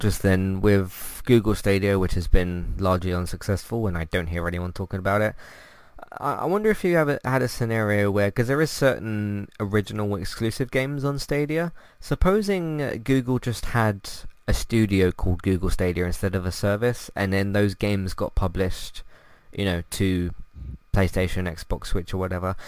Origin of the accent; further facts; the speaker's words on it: London, United Kingdom; I just say London